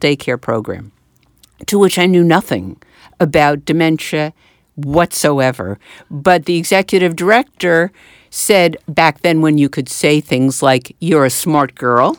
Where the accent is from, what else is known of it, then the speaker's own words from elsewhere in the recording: Westchester and Manhattan, New York, United States; moved away as an adult; now in New Jersey, United States; I grew up in, uh, Westchester and in Manhattan